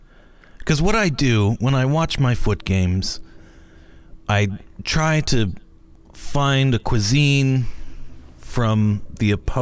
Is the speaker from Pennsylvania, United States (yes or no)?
yes; Pennsylvania, United States; I'm from Pennsylvania.